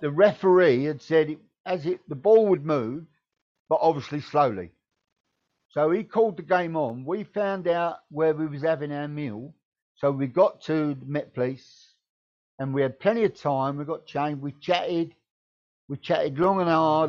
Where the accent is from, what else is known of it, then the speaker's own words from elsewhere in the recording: Deal, South East England, United Kingdom; I'm from the Kent coast. I'm from Deal Town